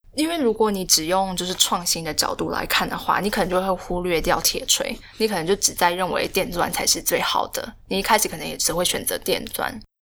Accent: Taiwan; 我们台湾人

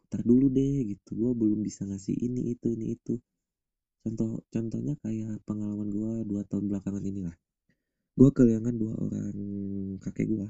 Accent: Subang, West Java, Indonesia; di rumah gua yang di Subang di kampung halaman gua

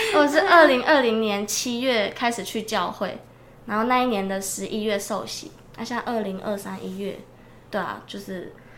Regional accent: Changhua County, Taiwan; now in Kaohsiung, Taiwan; 我是彰化人，但自己住在高雄

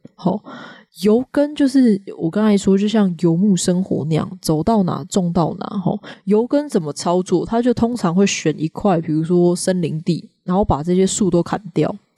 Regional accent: Taiwan; 不要讲台语啊，不要讲客家语，不要讲原住民语哦。这两次的殖民政权扼杀之后，我们的母语真的所向呃所剩无几了。

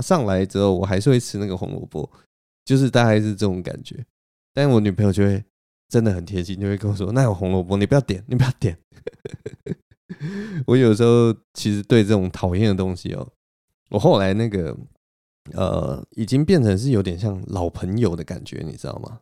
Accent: Taipei, Taiwan; 我也是台北人

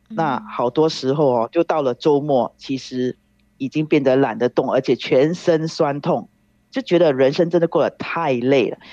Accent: Singapore; 我是来自新加坡的

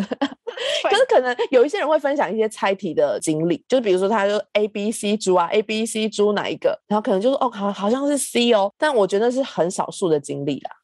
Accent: Changhua County, Taiwan; 我是中部来的小孩嘛

